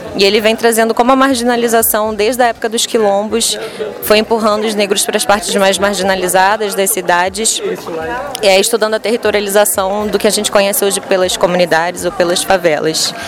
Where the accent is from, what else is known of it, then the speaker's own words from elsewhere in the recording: Campos dos Goytacazes, Rio de Janeiro, Brazil; sou de Campos dos Goitacazes, Rio de Janeiro